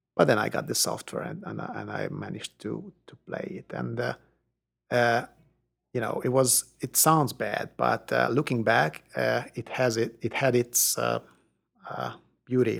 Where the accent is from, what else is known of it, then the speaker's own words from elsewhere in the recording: Hungary; moved away as an adult; now in Austin, United States; I did grow up in Hungary, which was not the part of the Soviet Union